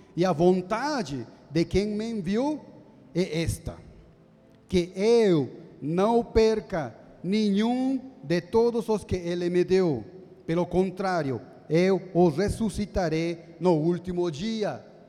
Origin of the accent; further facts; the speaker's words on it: Bolivia; also born or lived in Jundiaí, Brazil; now in São Paulo, Brazil; eu sou da Bolívia